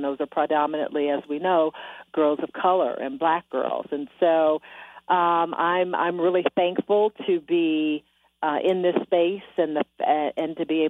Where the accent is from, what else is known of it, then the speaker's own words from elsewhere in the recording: Detroit, Michigan, United States; You know, not only my hometown, Detroit, Michigan